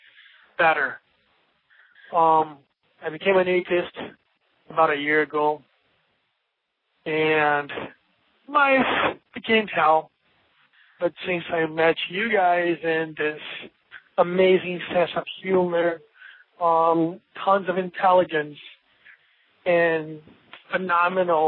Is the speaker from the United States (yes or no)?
no; Brazil; English is a second language; I'm from Brazil